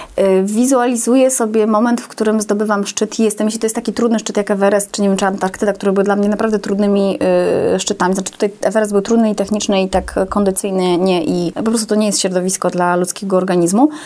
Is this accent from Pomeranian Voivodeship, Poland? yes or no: yes; Gdynia, Pomeranian Voivodeship, Poland; ja jestem rodowitą kaszubką